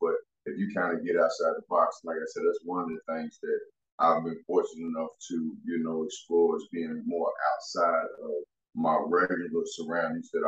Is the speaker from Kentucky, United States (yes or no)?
yes; Louisville, Kentucky, United States; from the west side of Louisville, man, I'm 43 years old